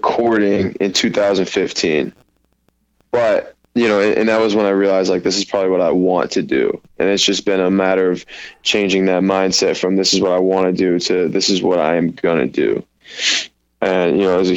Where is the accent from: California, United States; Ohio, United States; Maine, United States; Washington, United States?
Maine, United States; Portland; I'm from Portland, Maine